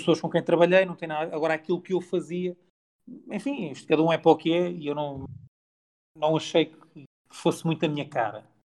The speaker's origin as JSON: {"language": "Portuguese", "town": "Barreiro", "region": "Lisbon", "country": "Portugal", "tie": "born or raised there", "said": "nasci em Lisboa, mas sou do Barreiro, nascido, não sou nascido e criado, mas sou criado no Barreiro"}